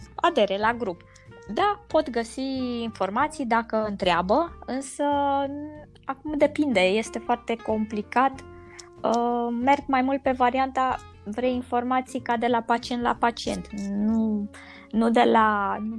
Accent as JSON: {"language": "Romanian", "region": "Transylvania", "country": "Romania", "said": "deși sunt ardeleancă"}